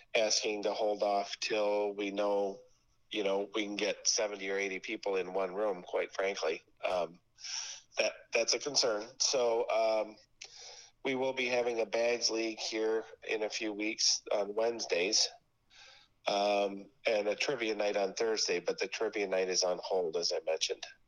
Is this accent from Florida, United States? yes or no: no; Beloit, Wisconsin, United States; I'm from Beloit.